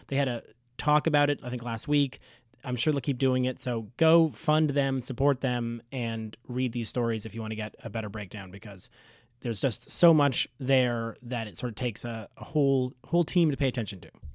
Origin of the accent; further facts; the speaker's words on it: Toronto, Ontario, Canada; I grew up in Scarborough